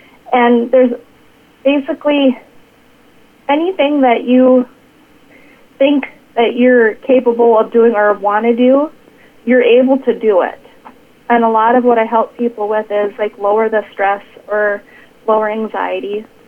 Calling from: Watertown, South Dakota, United States; I am coming from Watertown, South Dakota.

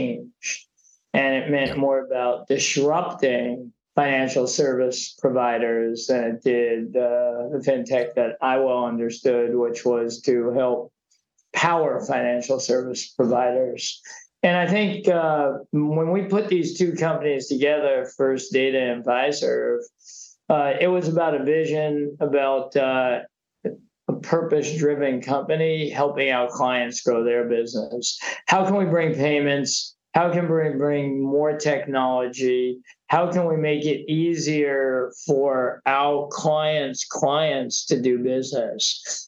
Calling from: New York, United States; I'm coming from New York.

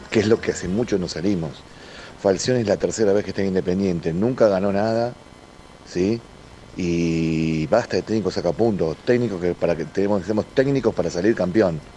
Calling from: Monte Grande, Buenos Aires Province, Argentina; de Monte Grande.

